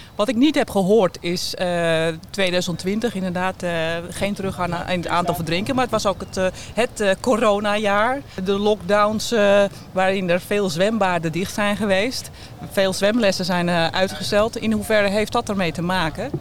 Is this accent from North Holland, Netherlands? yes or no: yes; Amsterdam, North Holland, Netherlands; ik kom uit Amsterdam